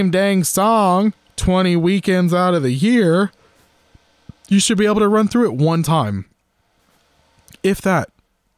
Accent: Florida, United States; moved away; I'm originally from Florida

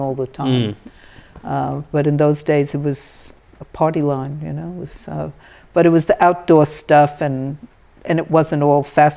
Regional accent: Carlstadt, New Jersey, United States; my hometown of Carlstadt

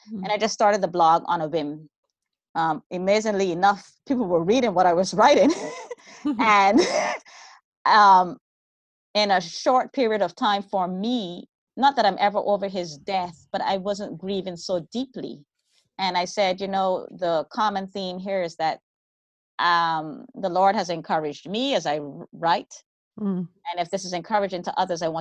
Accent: Bahamas; now in California, United States; I'm originally from the Bahamas

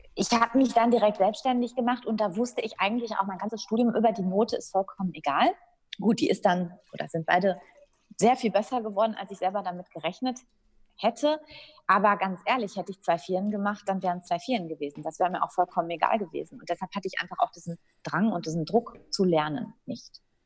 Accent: Dortmund, North Rhine-Westphalia, Germany; also born or lived in Frankfurt am Main / Münster; ich bin in Dortmund geboren, auch aufgewachsen

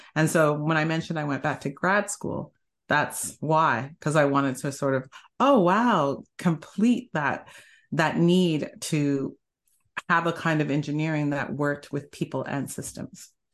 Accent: Canada; moved away as an adult; also born or lived in Bay Area, United States; now in United States; I started off in Canada 'cause I'm Canadian

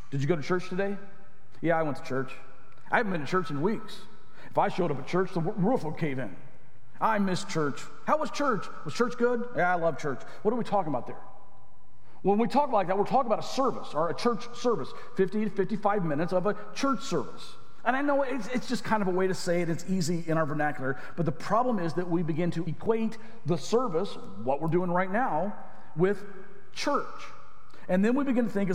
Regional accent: Arkansas, United States; moved away; The church I grew up in Arkansas

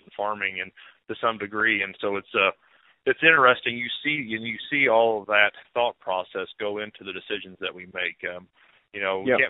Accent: Shelbyville, Missouri, United States; I grew up in Northeast Missouri, a small town called Shelbyville

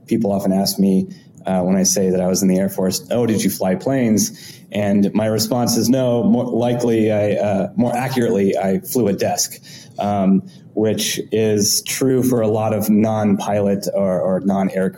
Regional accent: Southern California, United States; moved away as an adult; also born or lived in Boston / Bay Area; now in New York, United States; I am originally from California and had grew up, born and raised in Southern California.

